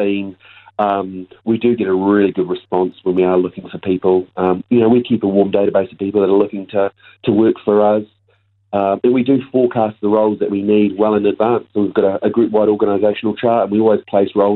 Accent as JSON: {"language": "English", "town": "Christchurch", "region": "Canterbury", "country": "New Zealand", "tie": "born or raised there", "also_born_or_lived": "United Kingdom", "moved": "as an adult", "said": "growing up in Christchurch"}